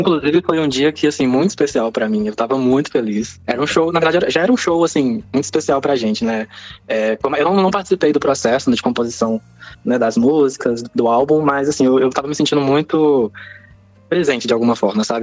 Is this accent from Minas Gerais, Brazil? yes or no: yes; Belo Horizonte, Minas Gerais, Brazil; sou membro de Lagoinha, igreja bem tradicional aqui de Belo Horizonte, né? É, cresci lá